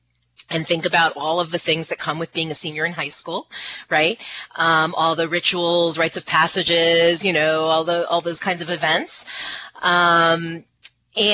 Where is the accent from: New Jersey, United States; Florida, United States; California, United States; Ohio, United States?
Florida, United States; I grew up in Florida